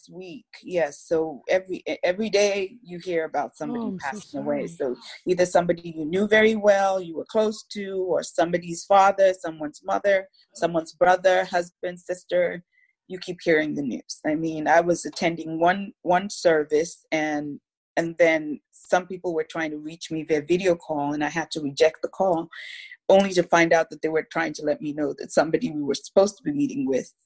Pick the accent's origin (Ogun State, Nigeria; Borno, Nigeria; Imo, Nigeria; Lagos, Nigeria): Lagos, Nigeria; moved away as an adult; now in United States; I'm Nigerian American, so my family lives in Lagos, Nigeria, in West Africa